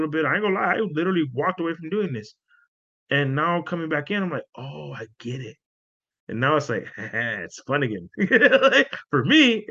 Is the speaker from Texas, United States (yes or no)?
yes; San Antonio, Texas, United States; I'm from San Antonio, Texas